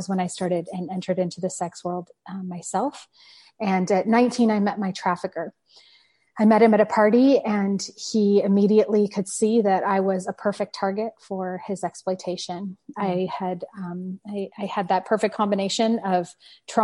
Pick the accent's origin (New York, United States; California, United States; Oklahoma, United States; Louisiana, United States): California, United States; San Francisco Bay Area; moved away; also born or lived in Paris; I grew up in the San Francisco Bay Area